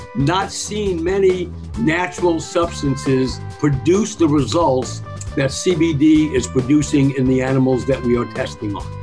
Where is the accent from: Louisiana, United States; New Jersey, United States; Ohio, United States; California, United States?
California, United States; Sierra Nevada foothills; I grew up up in the Sierra Nevada foothills